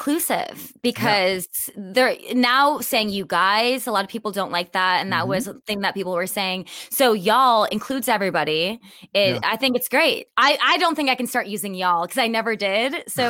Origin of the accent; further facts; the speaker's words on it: Wisconsin, United States; accent: Wisconsin; It's okay for me to neutralize my Wisconsin accent because mine used to be very, very strong.